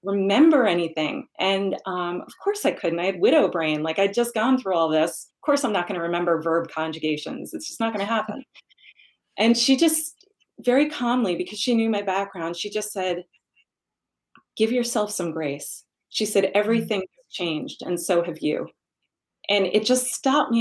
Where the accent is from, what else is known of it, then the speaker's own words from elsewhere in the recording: New York, United States; I am a New Yorker by birth, and I know that the only acceptable answer growing up in New York to how are you is busy.